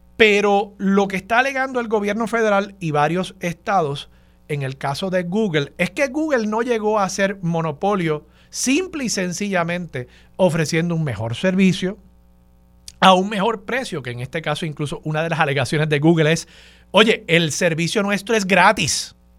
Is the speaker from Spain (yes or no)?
no; San Juan, Puerto Rico; lo crió como puertorriqueño